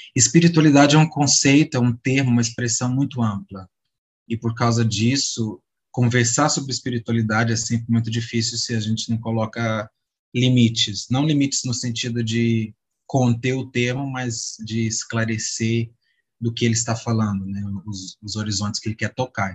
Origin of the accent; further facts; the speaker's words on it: Minas Gerais, Brazil; sou de Minas